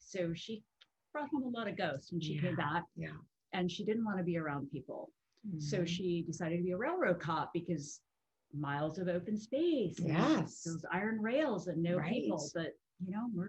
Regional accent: Colorado, United States; I'm from Colorado.

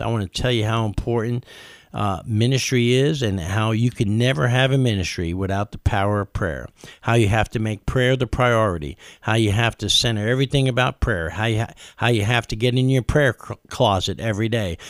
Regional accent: Colorado, United States; I'm a pastor from Colorado

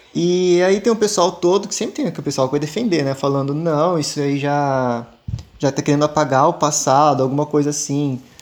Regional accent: South Region, Brazil; Eu só nasci aqui

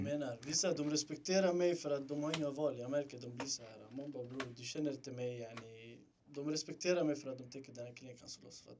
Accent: Stockholm, Stockholm County, Sweden; född och uppväxt i Rinkeby.

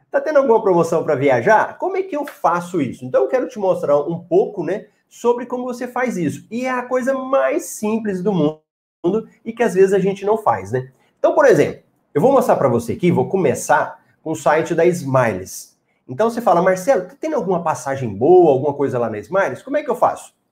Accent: Goiás, Brazil; Eu sou de Goiás, Caldas Novas é fantástico, muito bom.

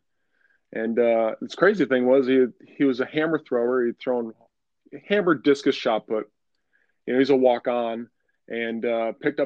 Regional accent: Syracuse, New York, United States; moved away as an adult; also born or lived in Wilmington, North Carolina; I'm from Syracuse, New York originally

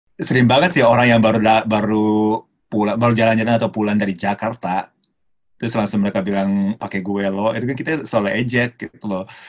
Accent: Tokyo, Japan; Indonesian is a second language; moved away as an adult; also born or lived in Yogyakarta, Indonesia; now in Indonesia; aku lahir besar di Jepang di Tokyo, jadi lebih individualis termasuk aku

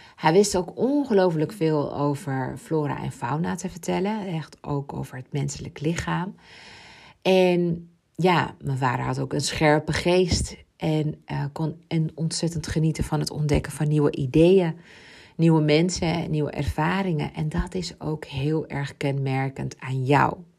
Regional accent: Ibiza, Balearic Islands, Spain; mijn jeugd op Ibiza, want ik ben daar geboren.

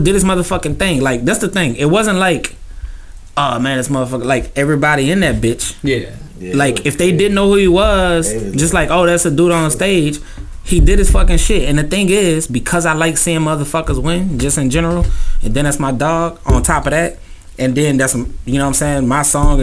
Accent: New Orleans, Louisiana, United States; also born or lived in Baton Rouge, Louisiana; now in Houston, United States; I'm from New Orleans, man. Like, I'm from New Orleans, and then I spent a bunch of years up in BR

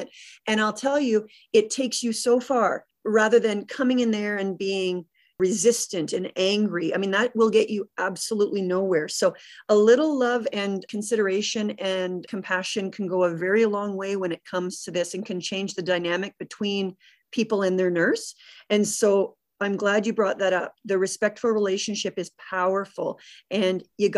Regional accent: Canada; our culture as a Canadian

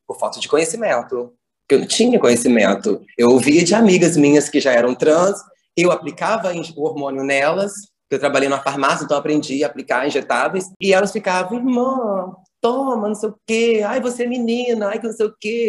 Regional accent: Bom Jesus, Brazil; Eu venho da zona rural, aqui de perto de Bom Jesus, no distrito, onde eu nasci, onde eu cresci

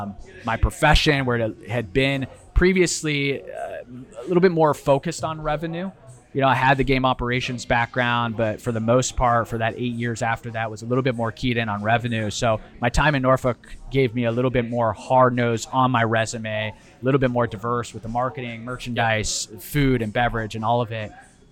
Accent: Italy; English is a second language; also born or lived in Fort Worth; but so I spent a majority of my childhood growing up in Italy. We bounced around. We did spend some time in Fort Worth, Texas. But most of my life was spent in Italy.

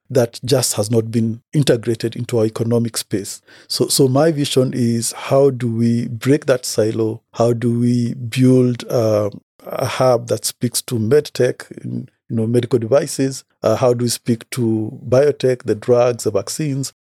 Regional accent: Kenya; I come from Kenya, born and bred.

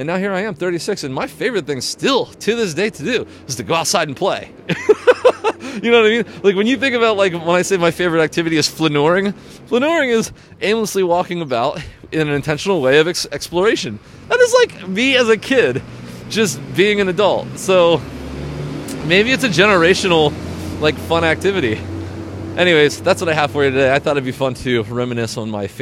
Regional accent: Pennsylvania, United States; moved away as an adult; I grew up in Pennsylvania

